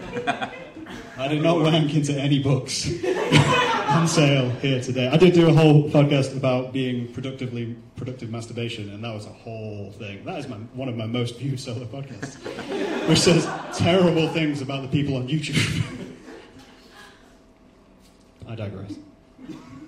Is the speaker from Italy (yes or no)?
no; England, United Kingdom; We're English